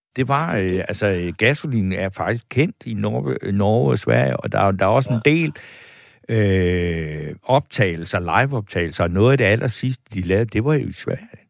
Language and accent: Danish; Funen, Southern Denmark, Denmark; jeg er vokset op i Ense, det er heller ikke så langt derfra